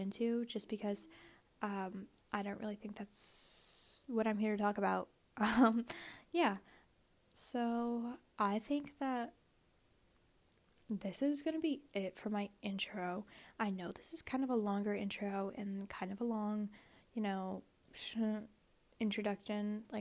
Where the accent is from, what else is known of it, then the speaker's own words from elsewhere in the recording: United States; I am Asian American